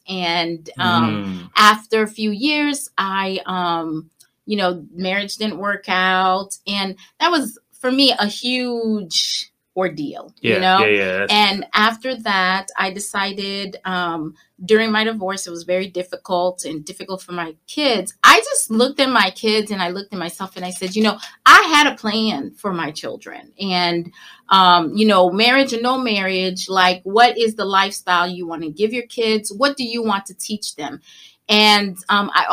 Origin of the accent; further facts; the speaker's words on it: Miami, Florida, United States; also born or lived in Haiti; I grew up in Miami, mm-hmm. and, you know, I moved to Miami as a young girl